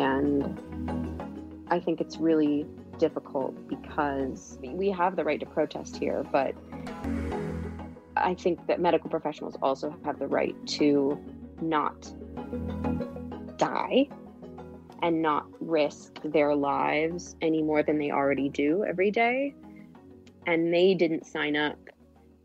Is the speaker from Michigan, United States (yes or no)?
no; Los Angeles, California, United States; I was born and raised in California. I am from Los Angeles originally